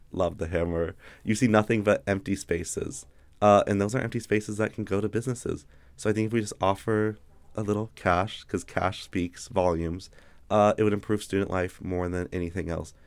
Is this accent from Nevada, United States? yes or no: yes; Carson City, Nevada, United States; I'm from Carson City, Nevada.